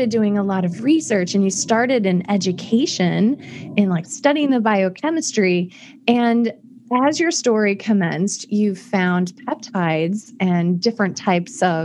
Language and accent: English; Iowa, United States; I'm from the Midwest also. And so from Iowa.